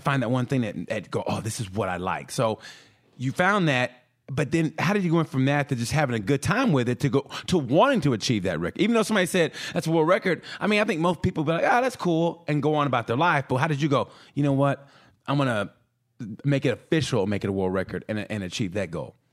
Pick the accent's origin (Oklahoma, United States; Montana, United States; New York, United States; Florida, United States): Oklahoma, United States; I grew up in Oklahoma